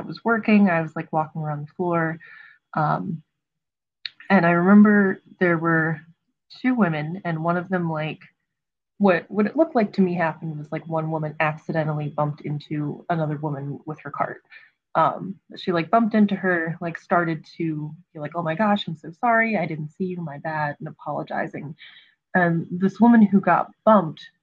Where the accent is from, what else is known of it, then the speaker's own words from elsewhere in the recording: Frederick County, Maryland, United States; now in Montgomery County, Maryland, United States; I grew up in Frederick County, Maryland, and I'm currently in Montgomery County, Maryland